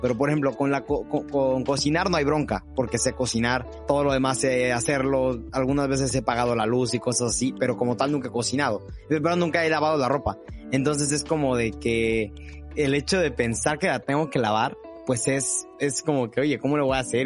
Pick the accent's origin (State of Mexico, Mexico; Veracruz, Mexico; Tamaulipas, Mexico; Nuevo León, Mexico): Veracruz, Mexico; Coatzacoalcos; moved away as an adult; now in Mexico City, Mexico; yo nací en la Ciudad de México, pero me vine a vivir a Coatzacoalcos, Veracruz. Entonces prácticamente aquí me crié y aquí nací